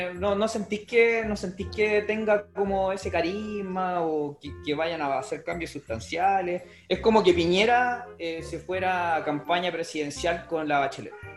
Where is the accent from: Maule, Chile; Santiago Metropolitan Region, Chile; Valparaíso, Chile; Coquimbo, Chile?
Valparaíso, Chile; Los Andes; moved away; yo originalmente soy de los Andes y en los Andes, los un pueblo minero del corte